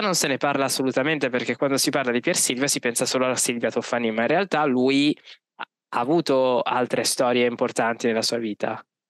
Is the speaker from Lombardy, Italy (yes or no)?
yes; Milan, Lombardy, Italy; io da milanese